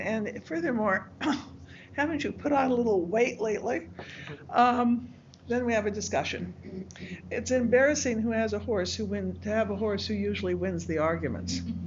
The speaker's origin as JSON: {"language": "English", "region": "Southern California", "country": "United States", "said": "I'm from Southern California, and I have two horses there"}